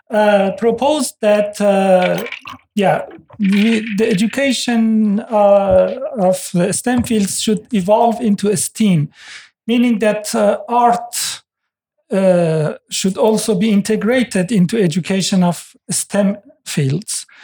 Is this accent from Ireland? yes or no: no; Iran; now in Norway; I'm originally from Iran. Uh, Norway is the fifth country I'm living in.